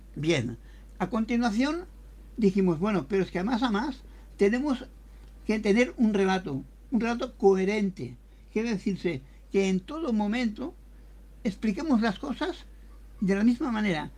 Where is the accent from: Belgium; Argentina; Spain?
Spain; Catalonia; somos de Cataluña, los dos